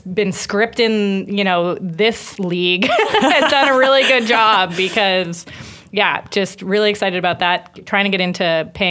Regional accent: United States; moved away; I grew up in the States

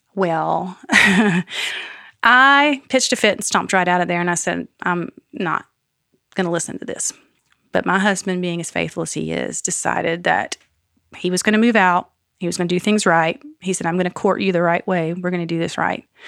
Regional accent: Greenville, United States; also born or lived in North Carolina / Savannah / Florence; now in Asheville, United States; when I grew up in Greenville

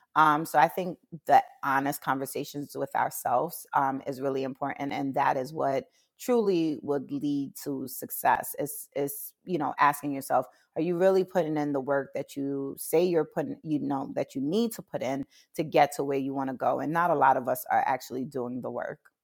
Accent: New York City, New York, United States; also born or lived in Jamaica; now in Baltimore, United States; raised in Brooklyn

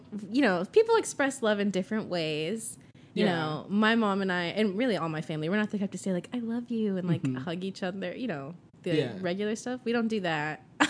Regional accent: Austin, Texas, United States; I have one that's just my birth certificate. And then I have one that's two times bigger that says I'm a native Texan.

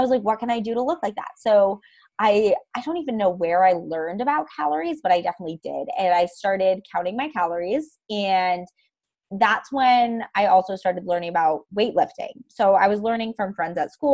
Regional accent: Ithaca, New York, United States; also born or lived in Seattle, Washington; I'm from upstate New York

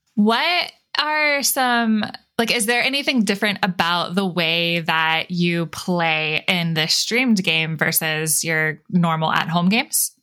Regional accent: Florida, United States; born or raised there; moved away as an adult; now in Washington, United States

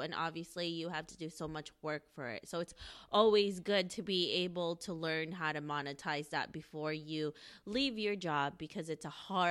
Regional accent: United States; I'm Filipino myself. I mean, I grew up in the United States

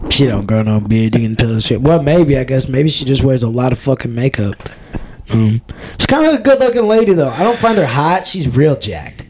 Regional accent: United States

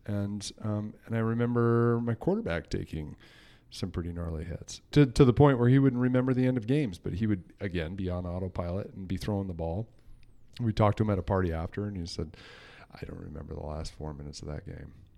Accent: New England, United States; I grew up in New England

